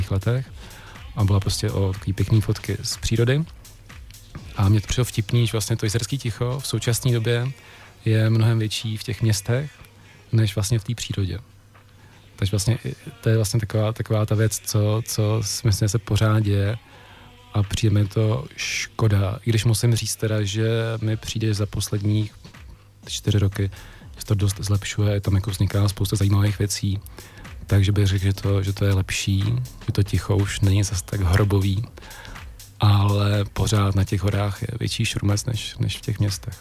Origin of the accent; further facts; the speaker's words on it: Jablonec nad Nisou, Liberec Region, Czechia; moved away as an adult; also born or lived in Serbia / Prague; já jsem z Jablonce